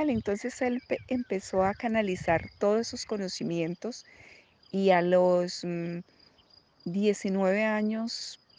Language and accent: Spanish; Colombia; moved away as an adult; cuando yo me vine de Colombia, yo apoyé a mi hijo en los primeros primeros dos años de su carrera y fui la persona que le pagaba su universidad